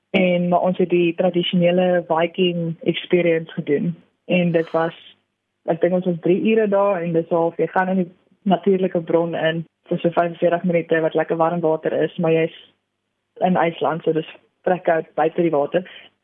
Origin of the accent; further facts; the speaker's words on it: Pretoria, Gauteng, South Africa; also born or lived in Stellenbosch; ek is van Suid-Afrika, gebore in Pretoria